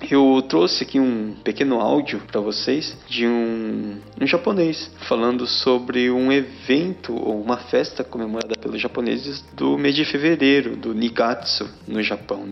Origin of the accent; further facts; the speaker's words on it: Brazil; nós brasileiros